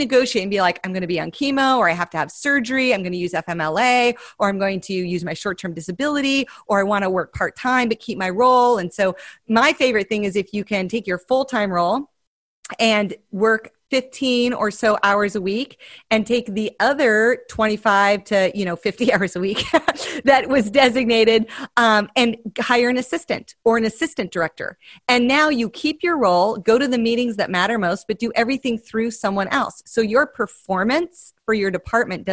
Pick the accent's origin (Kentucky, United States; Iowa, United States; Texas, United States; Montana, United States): Montana, United States; I'm from Montana